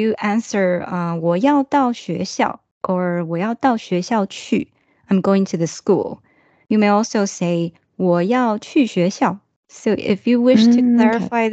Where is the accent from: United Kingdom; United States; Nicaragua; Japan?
Japan; English is a second language; … from Japan